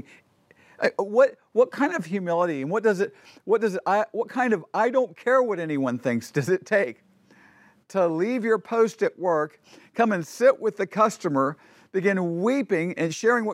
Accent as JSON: {"language": "English", "country": "United States", "said": "I'm an American"}